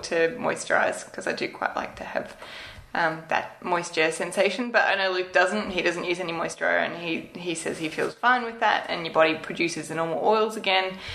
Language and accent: English; Australia; being an Australian